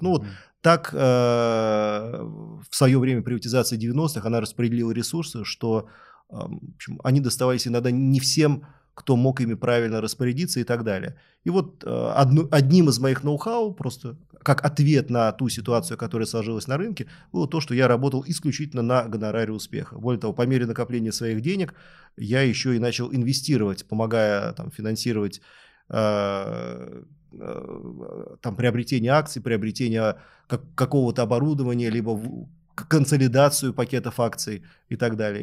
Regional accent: Moscow, Russia; Я родился в Люблино, у соседей у нас Капотни

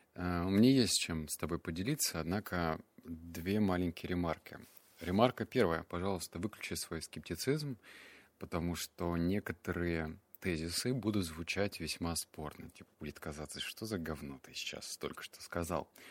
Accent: Russia; also born or lived in Barnaul / Novosibirsk; я рос в Барнаул, Новосибирск

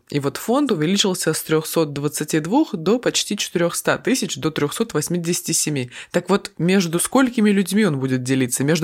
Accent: Krasnoyarsk, Krasnoyarsk Krai, Russia; я из Красноярска.

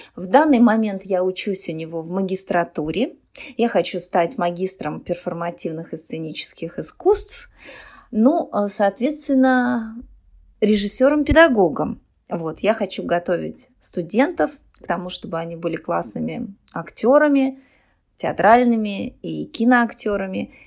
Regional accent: Yakutia, Sakha Republic, Russia; also born or lived in Chigda, near Aldan; Я родилась в Якутии. А, школа была достаточно далеко от нас, и приходилось ну, очень рано вставать, идти пешком, потому что мороз

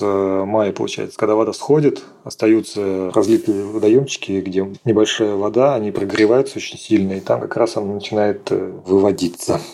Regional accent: Oranzhereinoye, Astrakhan Oblast, Russia; also born or lived in Moscow; мое родное село Оранжерейное

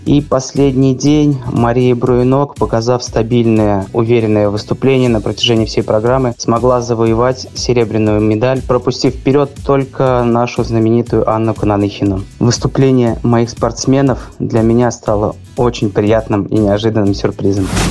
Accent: Buzuluk, Orenburg Oblast, Russia; moved away as an adult; now in Saint Petersburg, Russia; Сам я родом с Оренбургской области, это город Бузулук

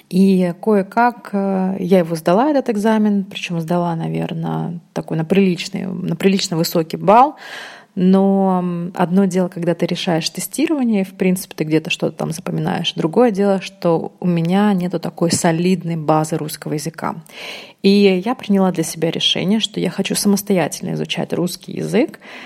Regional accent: Uzbekistan; first language Russian; now in Russia; я родилась в Узбекистане, у меня, естественно, был урок русского языка, русский — это мой родной язык. Эм, потом, когда я переехала в Россию

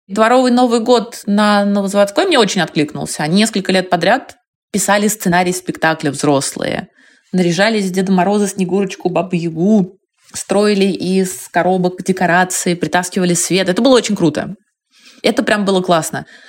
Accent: Moscow, Russia; я жила, выросла на Кутузовском проспекте

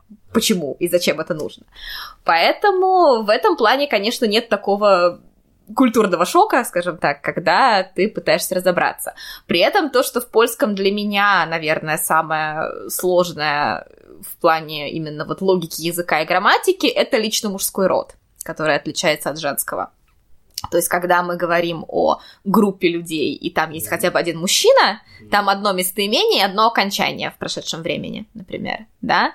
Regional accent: Saint Petersburg, Russia; moved away as an adult; now in Poland; я всегда говорю, что я из Петербурга

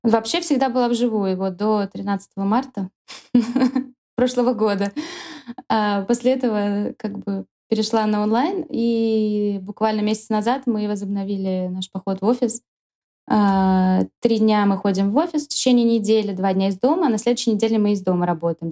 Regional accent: Russia; moved away as an adult; now in Madrid, Spain; меня никто как бы за русскую ни, никогда не, не принимал здесь

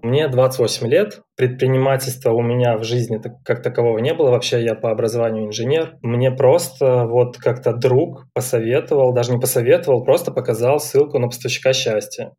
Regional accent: Minsk, Belarus; я сам из Минска

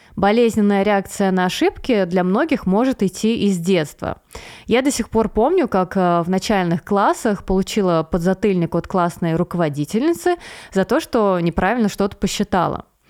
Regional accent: Veliky Novgorod, Novgorod Oblast, Russia; в своем небольшом городе, откуда я родом, э, из Великого Новгорода

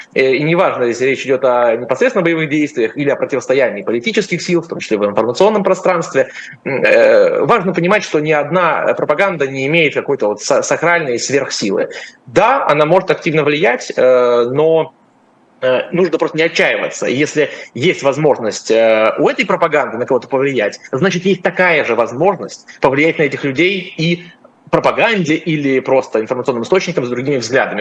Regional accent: Russia; Я россиянин

